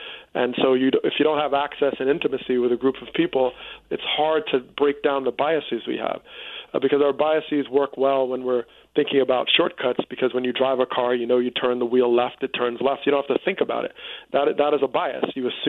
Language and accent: English; Teaneck, New Jersey, United States; I grew up in Teaneck, New Jersey, which voluntarily desegregated in the 60s.